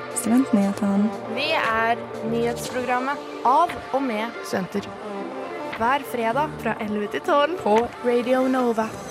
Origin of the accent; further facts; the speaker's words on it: Stavanger, Rogaland, Norway; jeg er jo fra Stavanger, oljebyen.